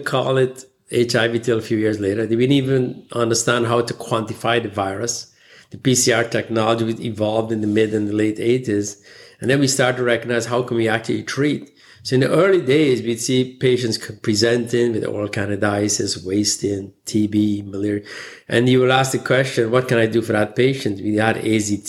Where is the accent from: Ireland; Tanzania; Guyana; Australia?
Guyana; moved away; I was born in the British colonial country, British Guyana at the time it was called. And I spent my formative years going through the education system there. Growing up in this tropical country